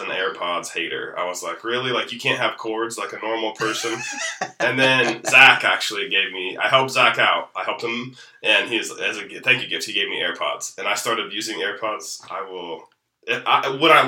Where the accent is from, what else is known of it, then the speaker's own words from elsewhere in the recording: Wellsville, Kansas, United States; not born in Wellsville, but raised in Wellsville. For 35 years now, I've moved around a little bit, haven't lived here the entire time, but most of them have been in Wellsville